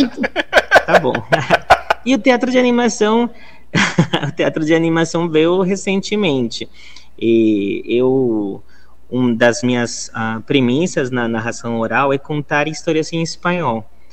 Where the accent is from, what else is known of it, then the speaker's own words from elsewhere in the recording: Bogotá, Colombia; first language Spanish; Portuguese is a second language; moved away as an adult; now in Brazil; Eu sou colombiano. Eu nasci na cidade de Bogotá. E eu moro já há 13 anos aqui no Brasil